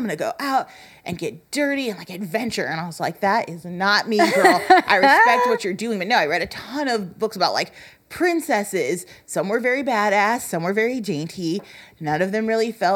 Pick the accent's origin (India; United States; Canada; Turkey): United States; Ottawa, Illinois; also born or lived in Chicago, Illinois; when I was 7, we moved to the corn